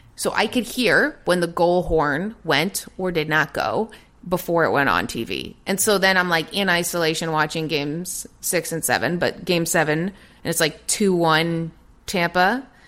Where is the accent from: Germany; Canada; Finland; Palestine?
Canada; Toronto, Ontario; moved away as an adult; also born or lived in England / Los Angeles; a Toronto native